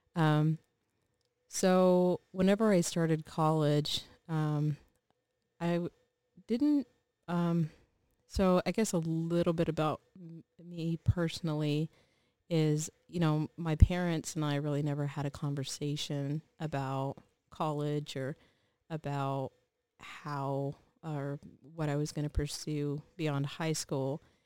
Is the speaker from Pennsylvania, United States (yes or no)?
no; Texas, United States; moved away as an adult; We were born and raised in Texas